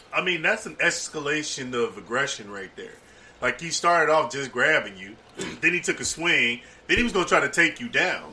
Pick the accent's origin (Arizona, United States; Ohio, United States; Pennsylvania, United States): Ohio, United States; Cincinnati; also born or lived in Tuskegee, Alabama; I'm born and raised in Cincinnati